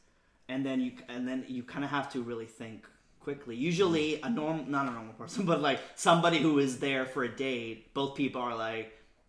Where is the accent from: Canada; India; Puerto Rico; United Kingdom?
Puerto Rico; now in New York, United States; No, I grew up in Puerto Rico. I was born and raised in Puerto Rico